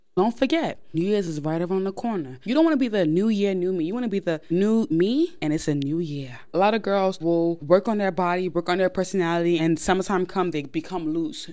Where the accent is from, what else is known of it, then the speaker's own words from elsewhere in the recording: New York, United States; I am born and raised in New York